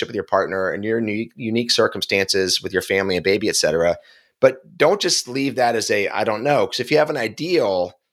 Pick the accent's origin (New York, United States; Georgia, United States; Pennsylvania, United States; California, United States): Pennsylvania, United States; Philadelphia; I'm from Philly